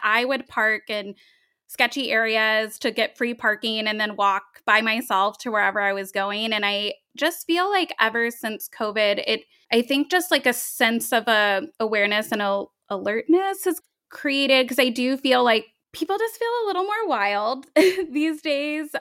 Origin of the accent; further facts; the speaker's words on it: Tennessee, United States; moved away as an adult; also born or lived in Long Beach, California; now in California, United States; I was four years old when my family moved to Tennessee